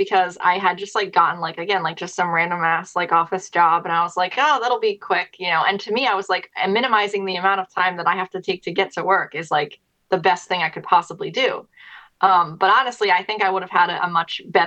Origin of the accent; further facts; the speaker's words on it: outside of Philadelphia, Pennsylvania, United States; moved away as an adult; also born or lived in Erie, Pennsylvania / Pittsburgh, Pennsylvania; I was born in Philadelphia and I grew up outside of Philly.